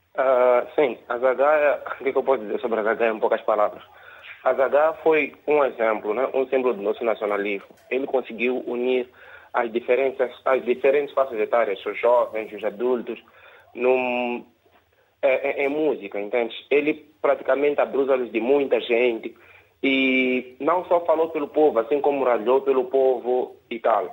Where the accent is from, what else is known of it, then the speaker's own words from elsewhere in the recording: Mozambique; nós, moçambicanos